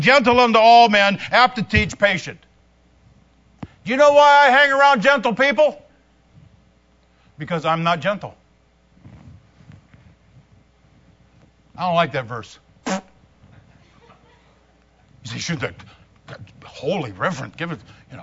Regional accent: United States; we are American citizens and we have this American culture

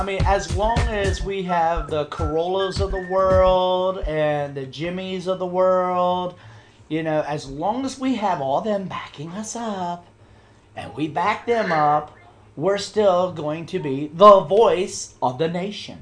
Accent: United States; as an American

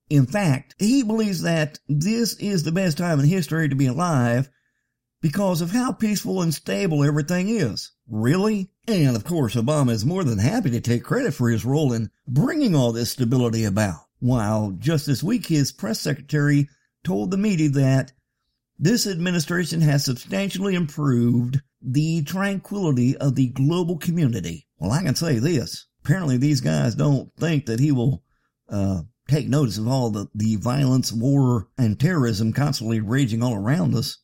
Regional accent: United States; I'm an American

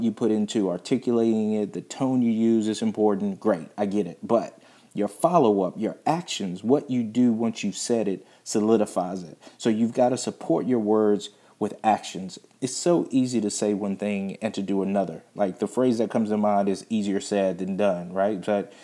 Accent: Virginia, United States; I'm not from Missouri, I'm from Virginia

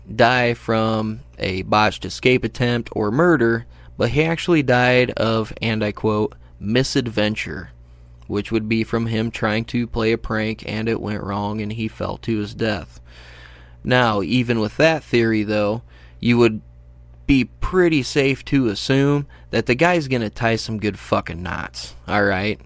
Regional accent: United States; I'm an American

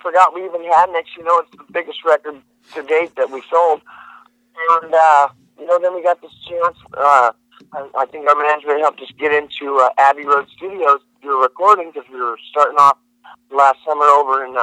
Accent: Georgetown, California, United States; moved away; also born or lived in Oklahoma / Texas; in Northern California, in Georgetown, where I was from.

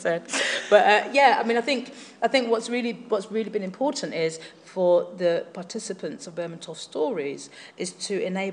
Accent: London, United Kingdom; I come from Hackney in East London

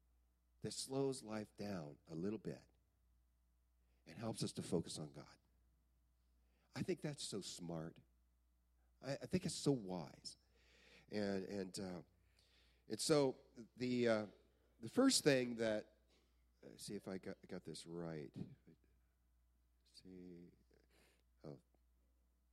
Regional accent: Belton, Texas, United States; where I grew up down in Belton, Texas

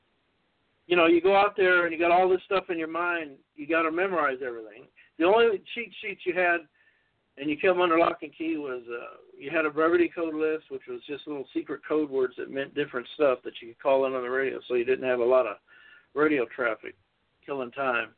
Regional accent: Los Angeles, California, United States; I went to North Hollywood High School. I was born in North Hollywood, California.

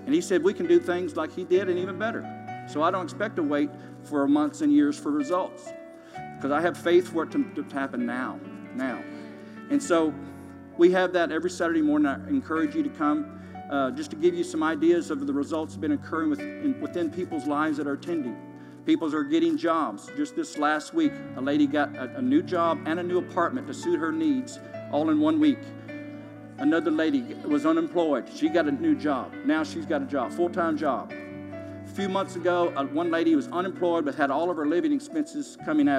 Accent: Kentucky, United States; moved away as an adult; now in Tulsa, United States; I'm originally from Kentucky, and I've been here since 1977 now. I was recruited to play basketball at Oral Roberts University out of Kentucky

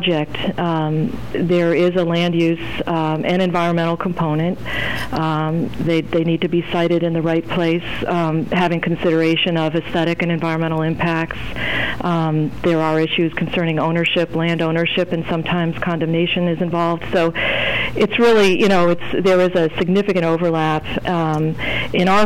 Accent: Midwest, United States; moved away as an adult; also born or lived in Burlington, Vermont; now in Vermont, United States; I was born in the Midwest

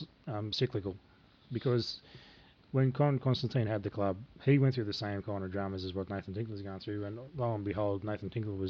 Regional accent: Newcastle, New South Wales, Australia; Now we're from Newcastle.

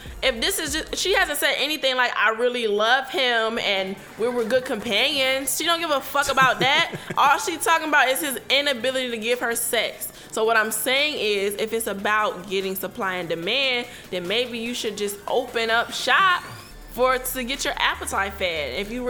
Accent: Virginia, United States; I was raised in Virginia.

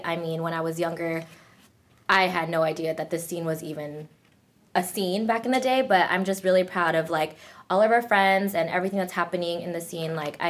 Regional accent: San Diego, California, United States; we're from San Diego. I mean, I will always rep San Diego no matter if I move out of here or not.

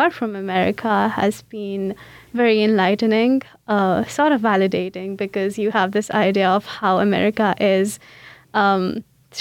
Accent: India; English is a second language; moved away as an adult; now in St. Louis, United States; I came from India. That's where I did my undergrad in. I was born and brought up there

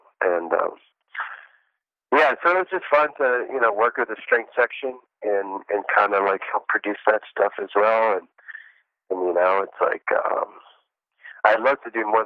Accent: the South, United States; those are the types of music I grew up with in the South

